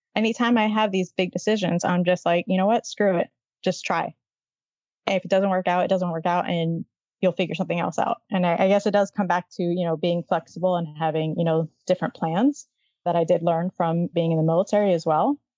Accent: Miami, Florida, United States; I grew up in Miami in a big city.

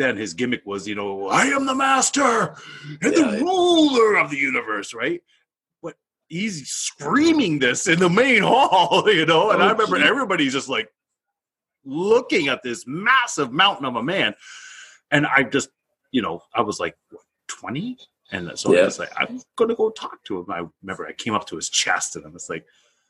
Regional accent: Canada; You know, so we both said we're both Canadian military.

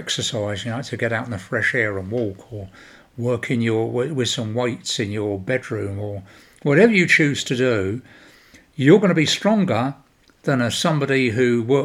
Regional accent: United Kingdom; I am British

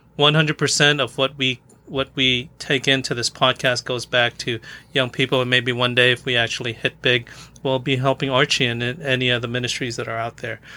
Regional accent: Philippines; I'm Filipino

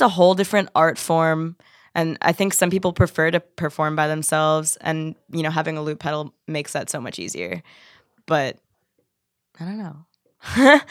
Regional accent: Philadelphia, Pennsylvania, United States; moved away as an adult; now in Pittsburgh, United States; I'm from Philly

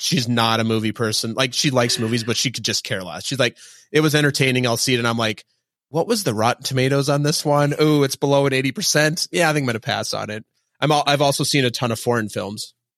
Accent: Minnesota, United States; now in New York, United States; I'm from Minnesota. My parents just live in Minneapolis and we live in New York

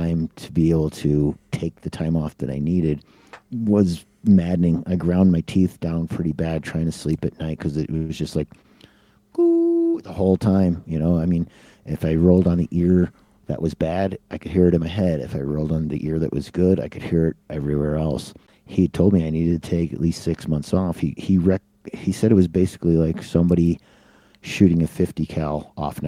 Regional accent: Chicago, Illinois, United States; moved away as an adult; also born or lived in Southern California; now in Switzerland; I grew up in Chicago

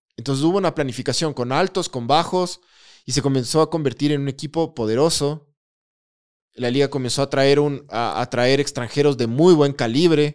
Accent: Ecuador; antes que ecuatoriano, soy liguista

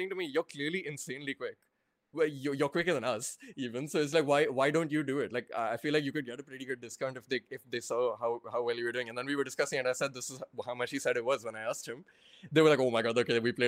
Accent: Haryana, India; now in United Kingdom; I'm from Haryana. But I'm from Haryana right next to the border to Delhi

